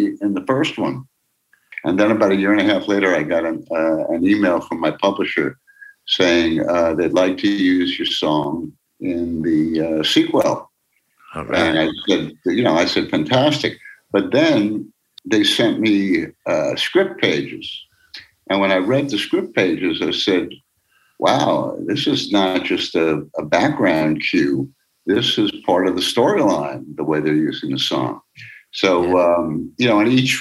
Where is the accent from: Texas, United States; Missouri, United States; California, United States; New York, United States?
New York, United States; I grew up in New York, out of Newark, New Jersey